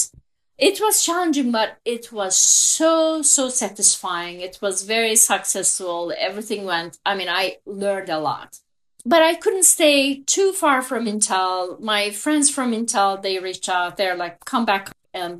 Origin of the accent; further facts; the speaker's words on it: Turkey; English is a second language; moved away as an adult; So as you can tell from my accent, I am a Turkish native. I was born and raised in Turkey.